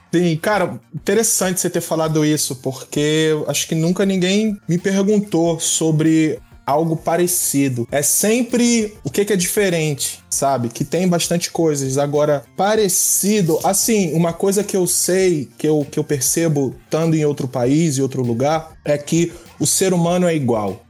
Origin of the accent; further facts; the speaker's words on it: Rio de Janeiro, Brazil; moved away as an adult; now in Los Angeles, United States; moro na Califórnia, Los Angeles, sou nascido e criado no Rio de Janeiro, natural